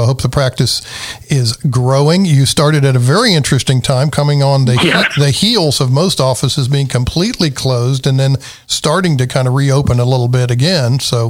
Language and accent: English; Iowa, United States; now in Nashville, United States; You know, when I grew up in Iowa